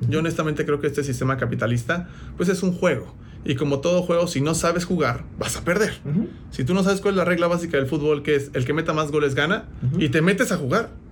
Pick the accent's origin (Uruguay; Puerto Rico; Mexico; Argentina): Mexico; yo crecí nací en un contexto eh, pues estamos hablando promedio en México